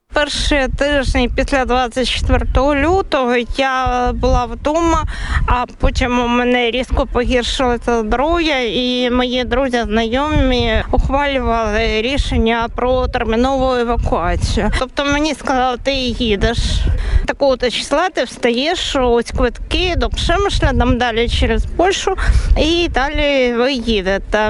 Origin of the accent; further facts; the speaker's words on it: Ukraine; moved away as an adult; now in Latvia; людей з України